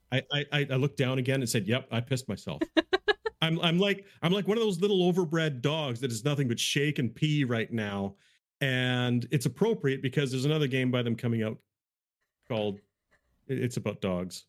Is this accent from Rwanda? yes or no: no; Canada; I'm Canadian